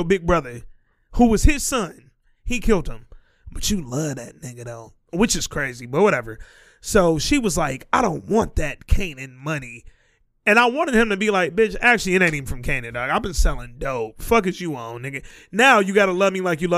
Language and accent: English; the South, United States; I'm from the South